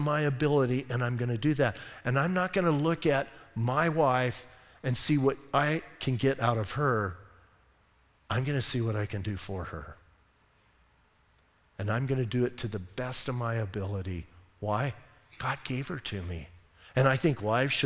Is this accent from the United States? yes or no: yes; Bisbee, Arizona, United States; I'm from Bisbee